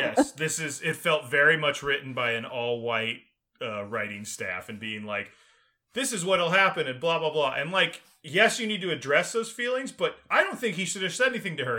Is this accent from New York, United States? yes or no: no; Texas, United States; also born or lived in Illinois / Maryland; growing up in Texas